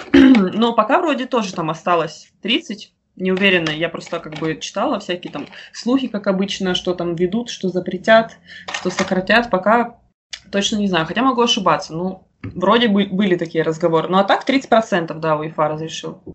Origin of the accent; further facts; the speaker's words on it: Rostov-on-Don, Rostov Oblast, Russia; also born or lived in Moscow; я Родилась в Ростове и жила и живу до сих пор, вот, если в Ростове